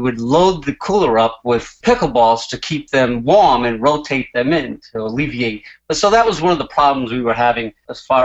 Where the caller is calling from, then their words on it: Bristol, Rhode Island, United States; I'm calling from Bristol, Rhode Island.